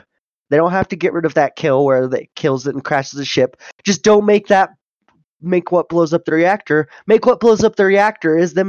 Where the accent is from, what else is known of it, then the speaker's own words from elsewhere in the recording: Roswell, New Mexico, United States; growing up in Roswell